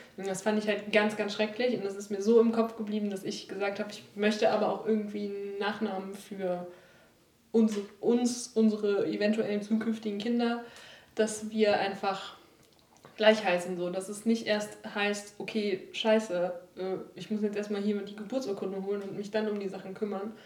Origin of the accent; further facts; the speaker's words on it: Mölln, Schleswig-Holstein, Germany; in meiner Heimatstadt